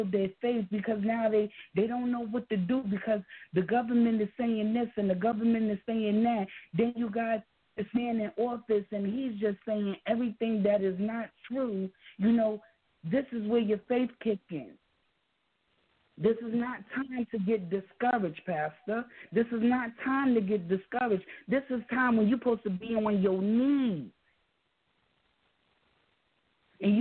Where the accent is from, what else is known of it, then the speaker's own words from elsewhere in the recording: New York City, New York, United States; we're from New York City